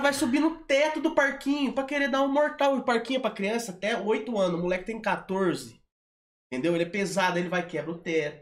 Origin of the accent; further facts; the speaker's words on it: Santa Terezinha neighbourhood, São Paulo, Brazil; Eu sou nascido e criado na Santa Terezinha